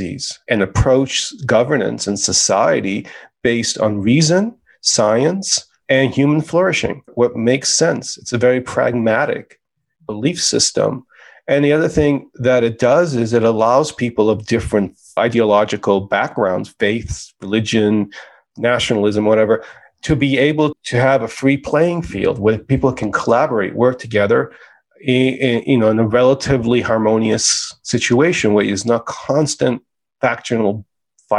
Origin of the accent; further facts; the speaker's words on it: United States; being an immigrant was a powerful experience growing up in America